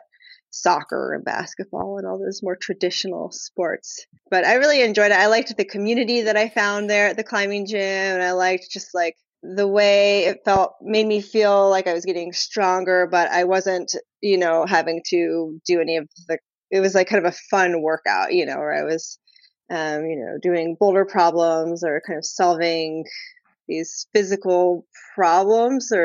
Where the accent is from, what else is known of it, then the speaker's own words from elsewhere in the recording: Maryland, United States; moved away as an adult; also born or lived in Yosemite, California; I grew up on the East Coast in Maryland